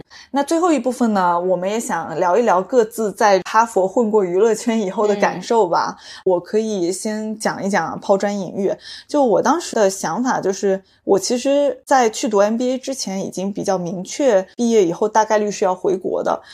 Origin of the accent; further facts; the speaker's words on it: China; moved away as an adult; 作为一个土生土长的中国人，在英文里叫 Chinese Chinese